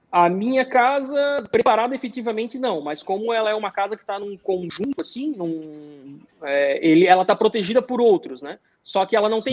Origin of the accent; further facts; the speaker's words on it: Blumenau, Santa Catarina, Brazil; moved away as an adult; now in United States; eu sou de Blumenau, né? Sou do mesmo Sim. estado, Santa Catarina. Então, assim, ó, Blumenau, muito, eu fui acostumado desde pequeno com enchente